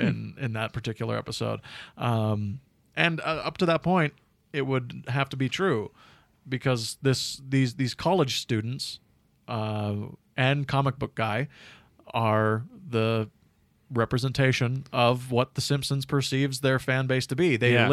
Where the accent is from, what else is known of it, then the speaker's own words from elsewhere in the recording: Canada; Speaking as a Canadian.